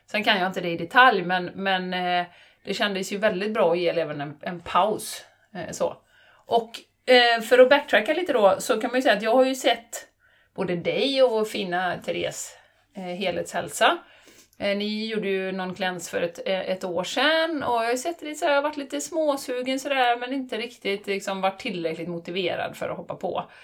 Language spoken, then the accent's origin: Swedish; Borås, Västra Götaland, Sweden; accent: Boråsiska; Är Boråsiska. Är boråsiska.